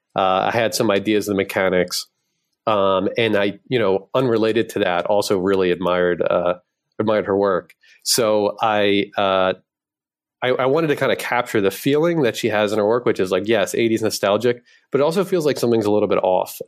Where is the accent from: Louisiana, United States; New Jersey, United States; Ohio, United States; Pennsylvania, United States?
Pennsylvania, United States; Philadelphia; I'm from Philly